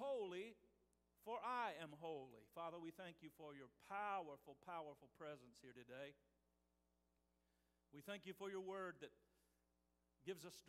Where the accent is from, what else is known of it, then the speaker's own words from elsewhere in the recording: Terre Haute, Indiana, United States; my hometown, Terre Haute